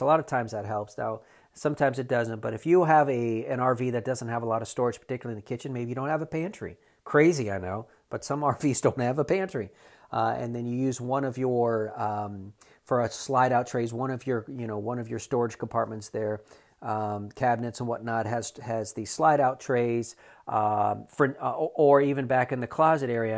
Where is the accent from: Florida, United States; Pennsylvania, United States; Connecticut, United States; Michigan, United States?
Florida, United States; South; now in North Carolina, United States; I'm from South Florida